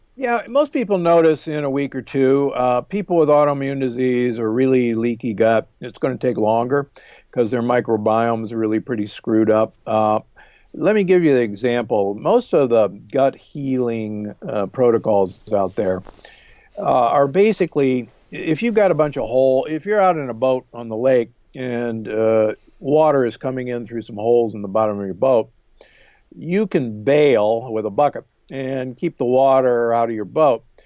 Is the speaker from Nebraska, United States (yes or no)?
yes; Omaha, Nebraska, United States; moved away; also born or lived in Milwaukee, Wisconsin; I grew up in Omaha, Nebraska, and uh, actually in Milwaukee, just above you